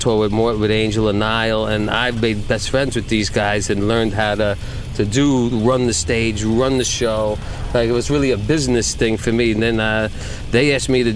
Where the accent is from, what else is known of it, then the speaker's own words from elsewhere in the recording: Yonkers, New York, United States; I grew up in Yonkers